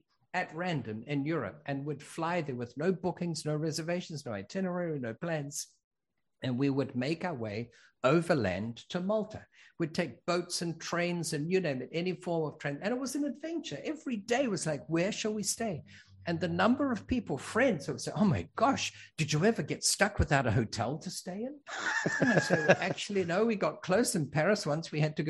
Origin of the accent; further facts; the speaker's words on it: New Zealand; born there; I was born in New Zealand. We're from all over. I went to school in six countries.